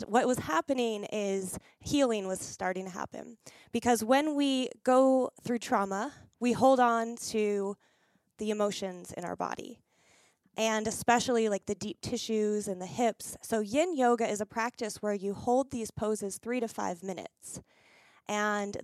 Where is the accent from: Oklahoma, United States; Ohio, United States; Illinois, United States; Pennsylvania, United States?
Pennsylvania, United States; now in Las Vegas, United States; I moved to a small town back where we grew up in Pennsylvania